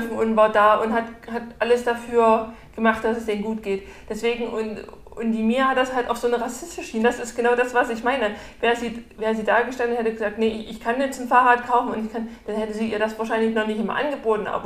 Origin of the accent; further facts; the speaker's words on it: Germany; born there; Ich bin in Deutschland geboren, ich bin ein Deutscher.